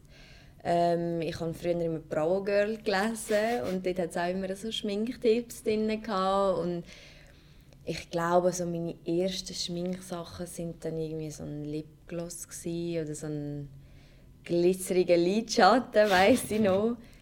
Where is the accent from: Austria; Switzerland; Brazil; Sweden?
Switzerland; Zurich; ich komme aus Zürich